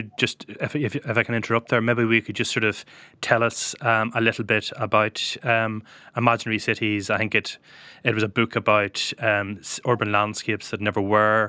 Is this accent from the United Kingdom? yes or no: yes; Northern Ireland, United Kingdom; I'm from the north